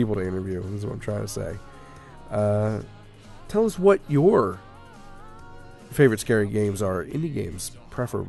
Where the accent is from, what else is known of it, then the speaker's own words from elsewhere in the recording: United States; We're American